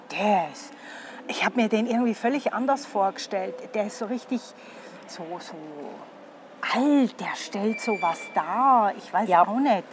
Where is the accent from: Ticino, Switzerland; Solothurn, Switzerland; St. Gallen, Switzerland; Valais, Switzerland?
St. Gallen, Switzerland; bei uns in St. Gallen